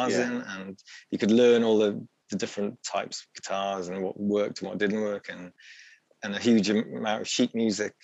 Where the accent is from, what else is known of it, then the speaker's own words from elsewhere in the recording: Wales, United Kingdom; also born or lived in Leeds; I'm from Wales, I'm from a small town in Wales